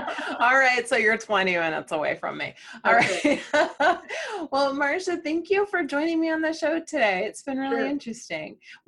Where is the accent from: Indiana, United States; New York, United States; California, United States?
Indiana, United States; born or raised there